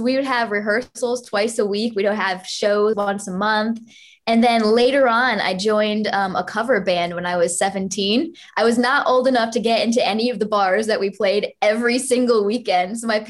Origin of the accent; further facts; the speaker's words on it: Connecticut, United States; now in Los Angeles, United States; Connecticut was actually really good. I think when I lived in Connecticut, I actually played more live shows than I ever did anywhere else.